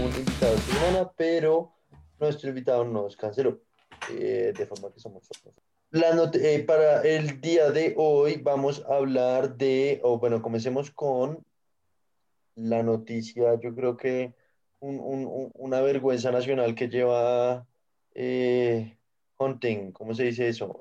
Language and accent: Spanish; Colombia; para nosotros como colombianos se siente muy lejos